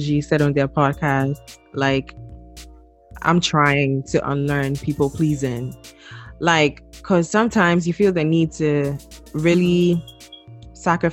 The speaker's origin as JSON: {"language": "English", "country": "Ghana", "moved": "yes", "lives_now": "United States", "said": "I'm from Ghana"}